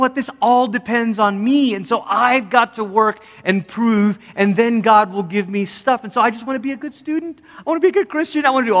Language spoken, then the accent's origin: English; Malaysia; moved away as an adult; also born or lived in Oregon, United States; now in United States; I'm from Malaysia and grew up there. And then when I was 10, my family moved from Malaysia to America. We lived in Oregon for 3 years, moved back to Malaysia during my high school years